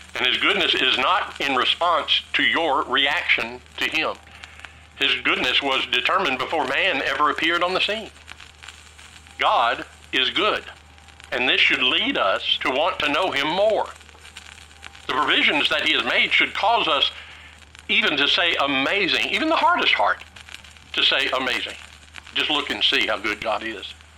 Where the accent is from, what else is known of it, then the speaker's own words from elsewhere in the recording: Tennessee, United States; I grew up in Tennessee, a landlocked state